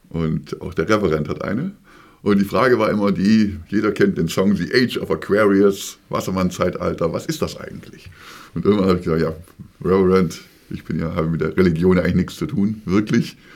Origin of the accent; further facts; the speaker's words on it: Tübingen, Baden-Württemberg, Germany; born or raised there; moved away as an adult; also born or lived in Harburg, Hamburg; now in Hamburg, Germany